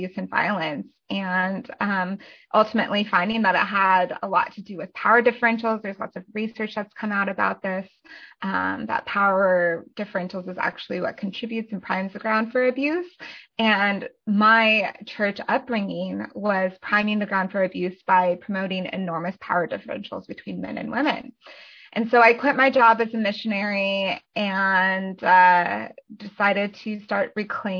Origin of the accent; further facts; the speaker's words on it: Colorado, United States; now in Athens, Georgia, United States; my husband and I live in Athens, Georgia, so Northeast Georgia, and I am originally from Colorado